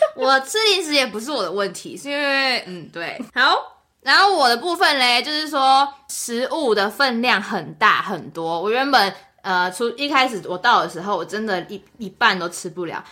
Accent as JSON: {"language": "Chinese", "country": "Taiwan", "moved": "as an adult", "lives_now": "United States", "said": "小时候就是整个教育过程，并不会要特别说哦，我真的很喜欢我的国家或者什么的，就不会。可是你真的到了美国之后，你就会发现说哦，台湾真的有很多的好"}